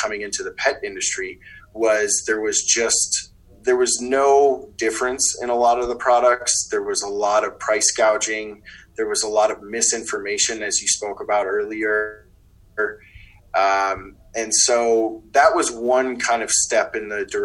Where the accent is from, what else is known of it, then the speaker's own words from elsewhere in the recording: Wisconsin, United States; moved away as an adult; now in Colorado, United States; I'm from the Midwest originally, in Wisconsin.